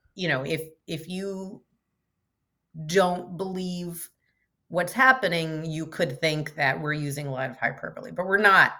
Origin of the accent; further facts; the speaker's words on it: Chico, California, United States; moved away as an adult; also born or lived in Portland, Oregon; I grew up in Northern California